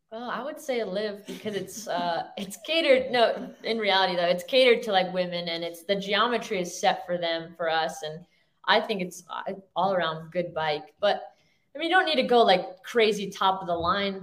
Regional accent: Florida, United States; moved away as an adult; also born or lived in New Jersey; now in Orange County, United States; born in Jersey, raised my whole life in Florida

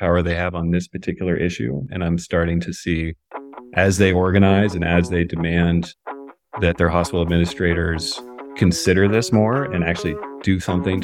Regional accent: Newton, Massachusetts, United States; I grew up in Newton, Massachusetts, which is a suburb of Boston.

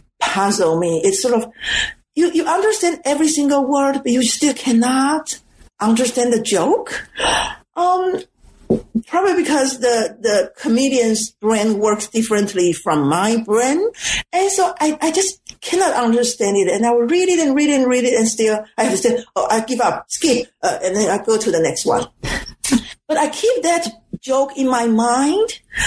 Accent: Taiwan; And because I am from Taiwan, I cannot speak the Suzhou dialect, and I don't really have the vocabulary in my quote unquote encyclopedia about those slangs.

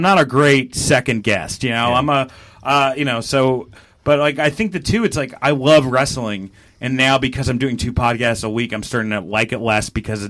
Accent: Milwaukee, Wisconsin, United States; I gotta talk about growing up in Milwaukee now.

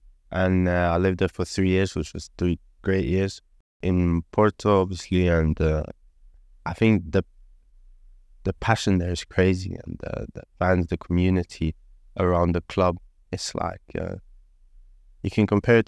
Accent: Oslo, Norway; So I'm born and raised in Oslo. Was born in 2003. I grew up in a small place in Oslo called Torsen.

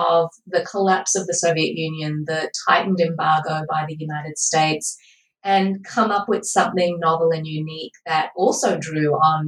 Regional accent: Australia; I grew up in Australia and I live here currently.

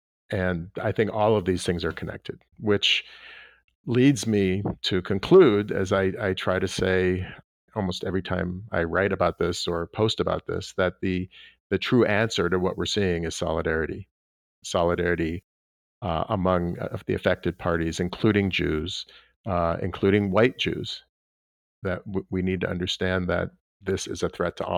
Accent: Los Angeles, California, United States; Stephen Miller actually grew up in the synagogue that I grew up in Los Angeles.

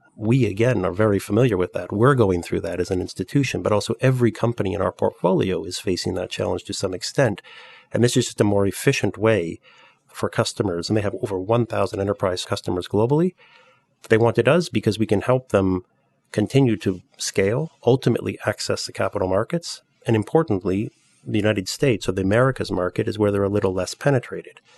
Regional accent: Canada; moved away as an adult; also born or lived in Europe; I'm Canadian, but I've spent my entire career in Europe

